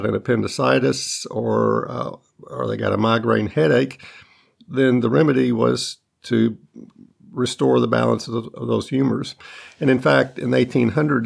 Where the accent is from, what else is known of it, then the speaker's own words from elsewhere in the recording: North Alabama, United States; I grew up in North Alabama.